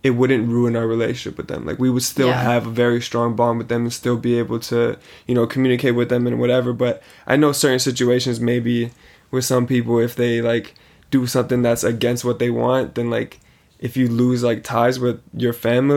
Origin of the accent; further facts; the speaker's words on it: Canada; the moment you raised me in Canada, I'm a Canadian